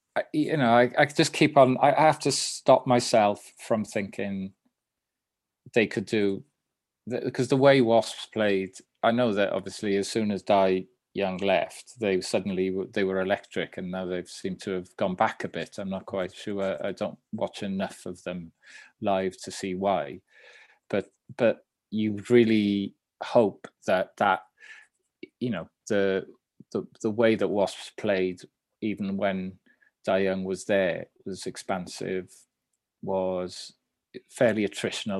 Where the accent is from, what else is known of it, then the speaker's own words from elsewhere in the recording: Swansea, Wales, United Kingdom; I ended up going straight into the first team at the school because I was from South Wales